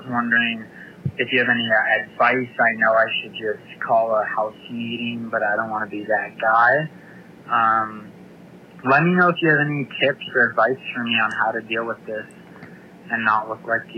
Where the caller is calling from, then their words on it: Denver, Colorado, United States; I'm calling from Denver, Colorado.